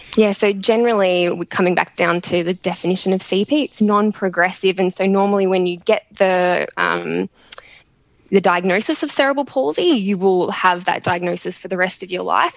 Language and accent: English; Melbourne, Victoria, Australia; now in Sydney, Australia; I'm originally from Melbourne